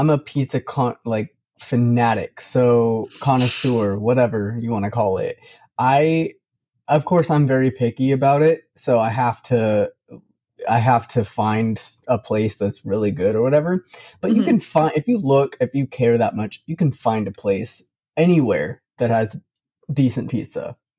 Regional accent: West Coast, United States; I grew up on the West Coast

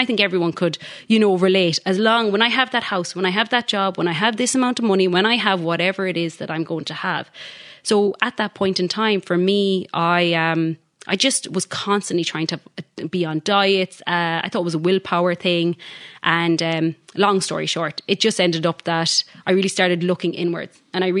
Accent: Galway, Connacht, Ireland; now in Perth, Australia

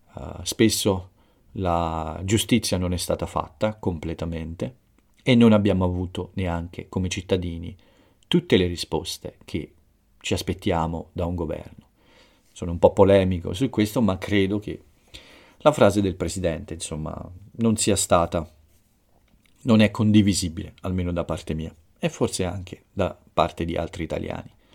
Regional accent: Italy

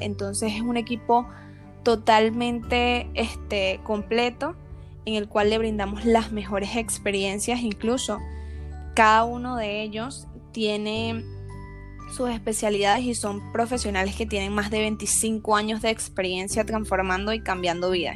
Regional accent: Venezuela; yo soy venezolana

